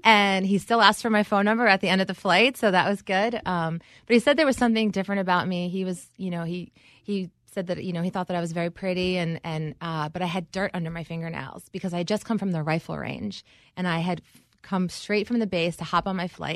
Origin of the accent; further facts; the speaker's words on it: New York, United States; moved away; I grew up here in New York